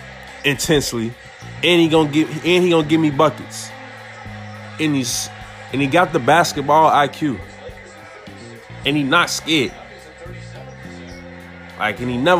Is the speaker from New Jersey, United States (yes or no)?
no; Chicago, Illinois, United States; growing up in Chicago